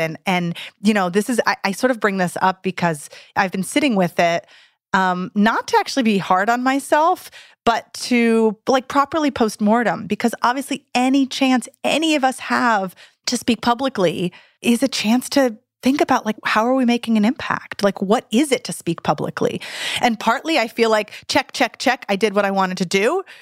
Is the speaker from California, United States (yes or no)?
yes; Santa Cruz, California, United States; in my hometown of Santa Cruz, California